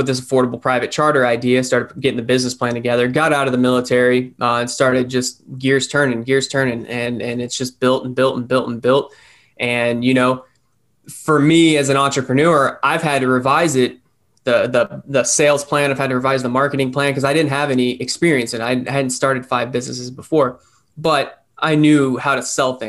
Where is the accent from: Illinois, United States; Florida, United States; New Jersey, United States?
Florida, United States; Punta Gorda; I grew up here in Punta Gorda. I grew up in the southwest of Florida, and I joined the Air Force right out of high school